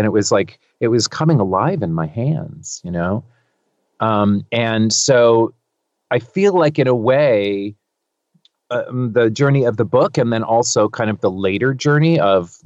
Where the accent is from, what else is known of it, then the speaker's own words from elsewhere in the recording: California, United States; I'm from California. I was born and raised here